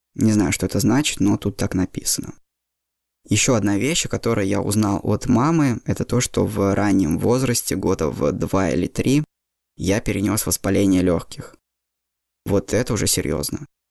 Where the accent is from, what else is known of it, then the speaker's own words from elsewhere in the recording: Saint Petersburg, Russia; Все детство я прожил в Питере